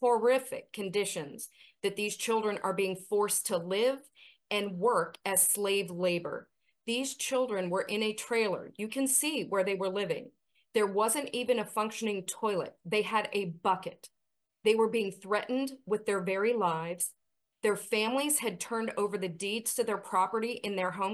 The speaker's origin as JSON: {"language": "English", "country": "United States", "said": "we, as the American people"}